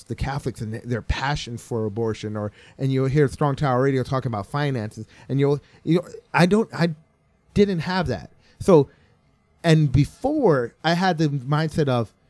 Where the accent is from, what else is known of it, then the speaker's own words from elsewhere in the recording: Connecticut, United States; moved away; I grew up in Connecticut